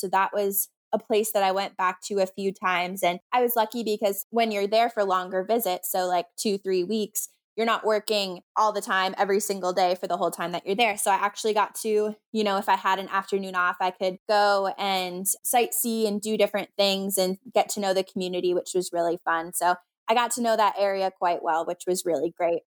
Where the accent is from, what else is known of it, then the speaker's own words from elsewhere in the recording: Minnesota, United States; I'm from Minnesota